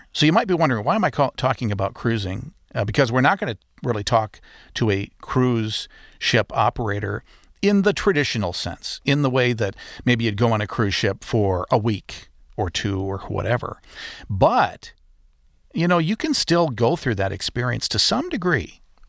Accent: Muskegon, Michigan, United States; I grew up in Muskegon, live in the area

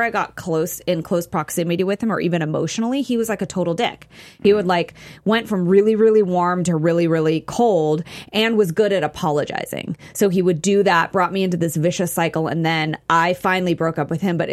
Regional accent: Bay Area, California, United States; I'm from the Bay Area

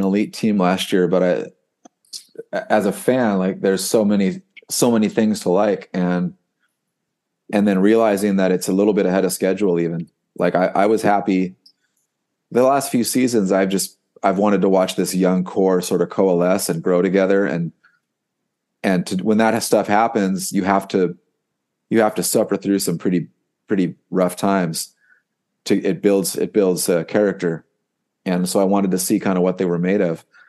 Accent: United States; I'm an American

